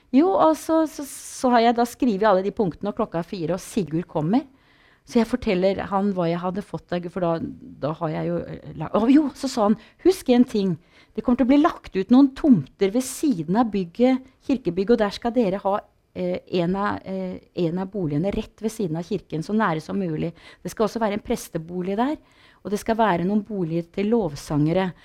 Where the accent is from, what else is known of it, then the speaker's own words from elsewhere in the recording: Porsgrunn, Vestfold og Telemark, Norway; jeg vokste opp på bedehuset i Porsgrunn i kristen sammenheng